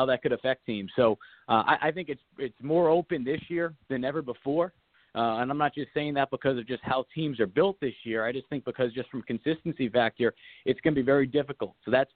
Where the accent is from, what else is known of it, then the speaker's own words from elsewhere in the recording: Massachusetts, United States; now in South Carolina, United States; growing up in Massachusetts